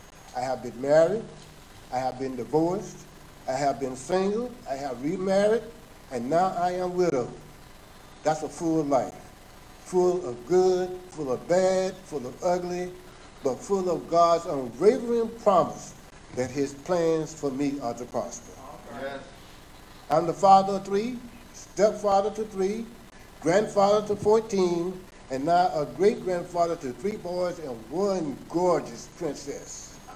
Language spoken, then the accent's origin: English; South Carolina, United States; also born or lived in Philadelphia; I was born in Philadelphia, Pennsylvania in 1948 and moved to South Carolina in 1952. Graduated from high school in 1966.